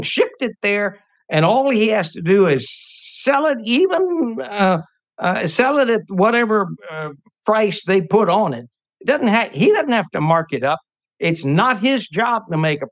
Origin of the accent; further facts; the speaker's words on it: United States; being an American